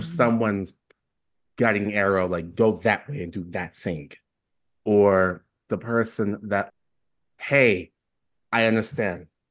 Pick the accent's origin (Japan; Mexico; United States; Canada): United States; New York City, New York; now in Oregon, United States; I'm still from New York City.